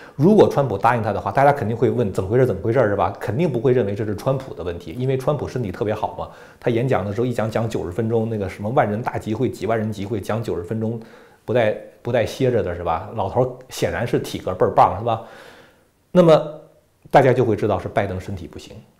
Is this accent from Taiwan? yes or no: no; China; 我们中国人自己一定要把中共跟中国分开